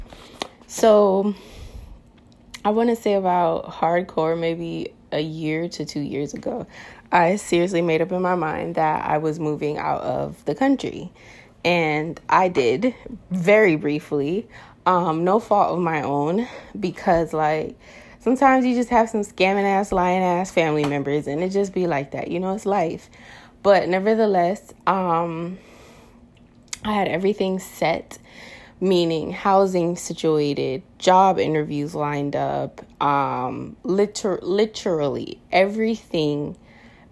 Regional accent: Florida, United States; moved away as an adult; I'm coming back home to my home state of Florida, and I now reside in the state of Florida.

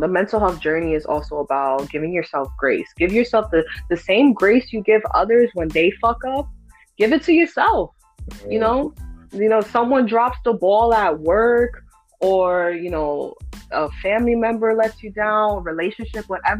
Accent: New York City, New York, United States; now in Pennsylvania, United States; I split my time between Kingsbridge and Throsnick. So the Bronx, I hold it very dear to my heart. I don't care that I live in PA

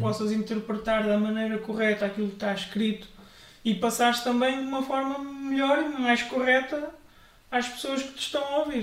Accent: Benavente, Santarém District, Portugal; also born or lived in Coimbra / Águeda; now in Ourém, Portugal; Nasci em Coimbra, vivi muitos anos em Benavente, pertenci à Assembleia de Deus de Benavente.

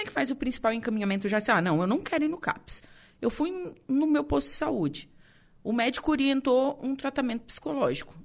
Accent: Torres, Rio Grande do Sul, Brazil; meu conterrâneo de Torres

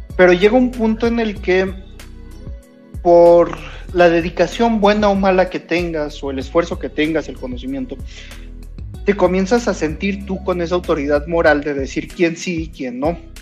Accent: Mexico; Yo tuve la suerte de, de nacer en México, buena o mala, soy latinoamericano

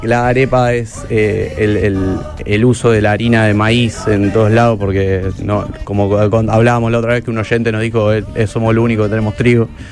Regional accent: Argentina; Nosotros como argentinos

